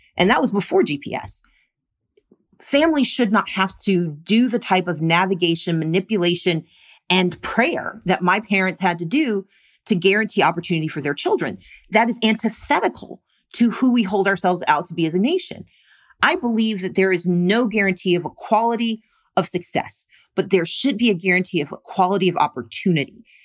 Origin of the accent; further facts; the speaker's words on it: Mississippi, United States; moved away; I grew up working poor in Mississippi